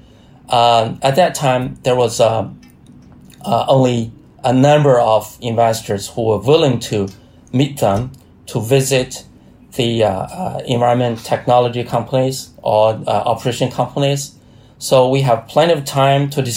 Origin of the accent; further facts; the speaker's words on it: China; a state-owned research institute based in Hebei province. It's very close to my hometown